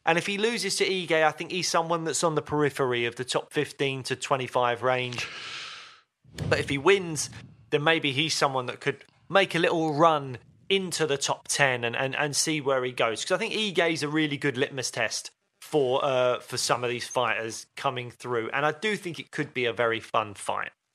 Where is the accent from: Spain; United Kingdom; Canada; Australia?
United Kingdom; we're British